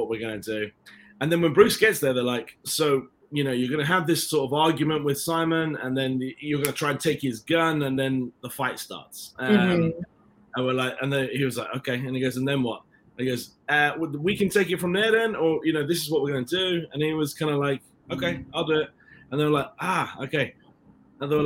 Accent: London, United Kingdom; accent: British; also born or lived in Ireland; I was raised in London

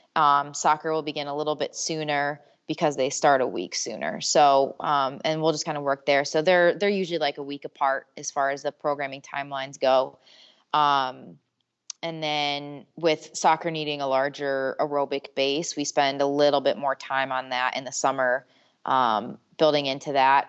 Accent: Michigan, United States; also born or lived in Syracuse; I'm originally from Michigan

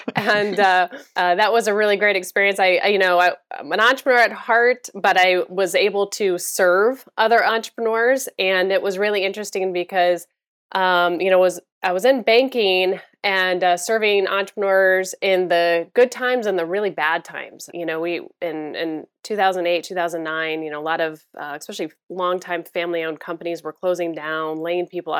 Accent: Florida, United States; also born or lived in Chicago area; I'm originally from the Chicago area, but I grew up in Florida.

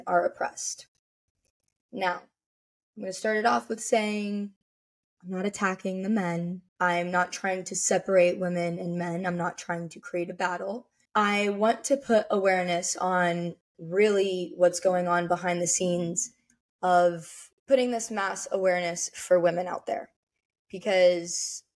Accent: Las Vegas, Nevada, United States; now in Miami, United States; I'm from Vegas, I live in Miami

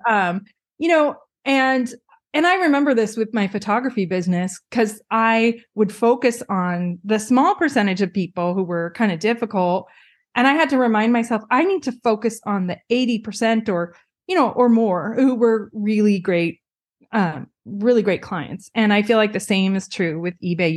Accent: Pacific Northwest, United States; moved away as an adult; also born or lived in California; now in Seattle, United States; I grew up in the Pacific Northwest

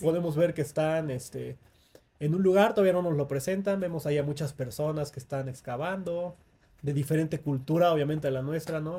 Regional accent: Mexico; el folclore de nuestra cultura como mexicanos

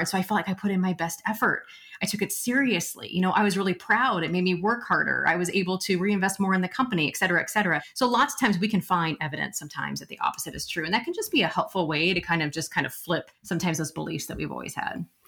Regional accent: Nebraska, United States; also born or lived in Omaha; I'm from Nebraska

